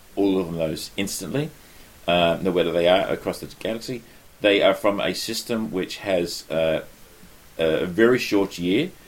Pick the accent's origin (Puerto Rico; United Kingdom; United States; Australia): Australia; being an Australian